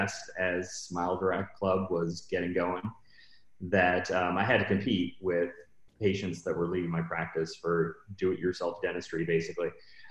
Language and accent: English; Seattle, Washington, United States; now in Los Angeles, United States; I'm originally from Seattle, Washington, kind of grew up there and moved to LA shortly after. And I've been in LA ever since.